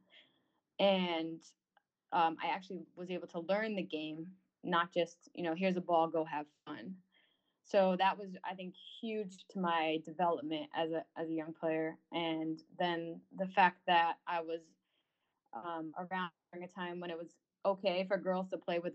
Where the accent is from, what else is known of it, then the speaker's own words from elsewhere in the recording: North Haven, Connecticut, United States; I'm from Connecticut. I'm from North Haven